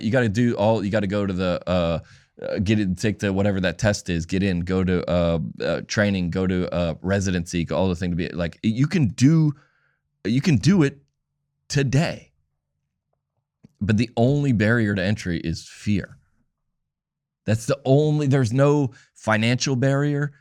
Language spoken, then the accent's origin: English; Atlanta, Georgia, United States; I grew up in Atlanta.